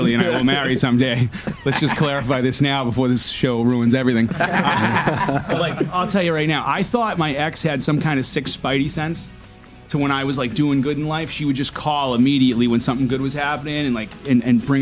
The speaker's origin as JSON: {"language": "English", "town": "Boston", "region": "Massachusetts", "country": "United States", "tie": "born or raised there", "also_born_or_lived": "Arlington, Massachusetts", "said": "I grew up on the Charlestown-Arlington line."}